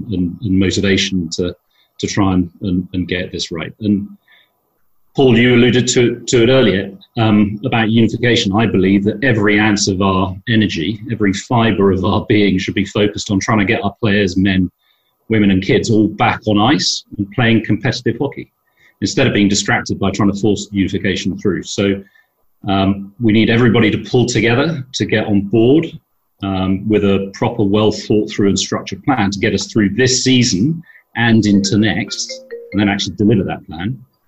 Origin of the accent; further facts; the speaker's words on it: Dublin, Leinster, Ireland; born there; Now, a little bit about my background. I was born in Dublin, but I'm a multinational. I'm a British, Irish, Swiss passport holder.